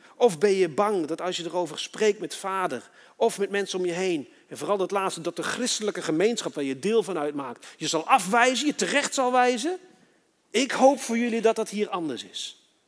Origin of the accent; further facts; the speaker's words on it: Netherlands; also born or lived in Switzerland; toen ik in Nederland kwam, ben ik met Marokkanen opgegroeid